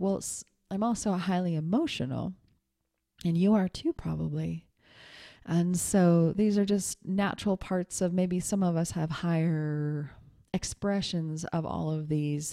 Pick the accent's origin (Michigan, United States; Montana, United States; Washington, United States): Montana, United States; moved away as an adult; also born or lived in New York City; when I was twenty years old and I moved, um, from Montana to New York City by myself